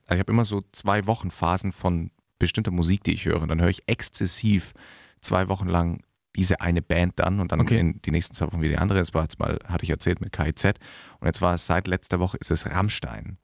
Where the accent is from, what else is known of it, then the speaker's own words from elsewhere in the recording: Diedorf, Bavaria, Germany; in meinem Heimatdorf, Diedorf